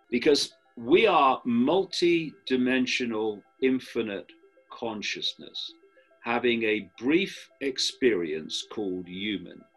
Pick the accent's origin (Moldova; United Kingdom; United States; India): United Kingdom; I am a man. I am white. I am British, uh, etc.